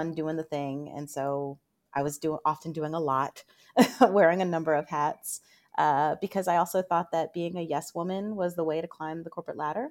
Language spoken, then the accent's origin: English; Northern Virginia, United States; I'm from Northern Virginia, and being right outside of D C